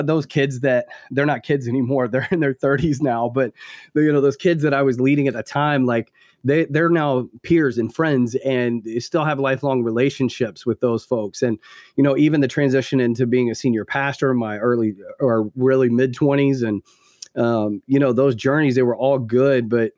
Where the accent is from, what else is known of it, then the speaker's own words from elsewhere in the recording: the South, United States; I grew up deep in the Southern Baptist Church in the South.